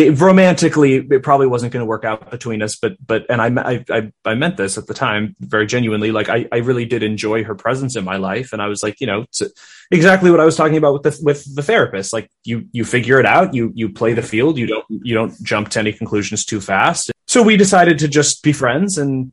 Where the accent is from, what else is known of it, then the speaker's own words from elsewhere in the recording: Minnesota, United States; I was raised in Minnesota